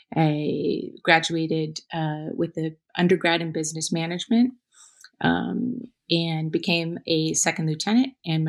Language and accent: English; Napa Valley, California, United States; I grew up in Napa Valley, California.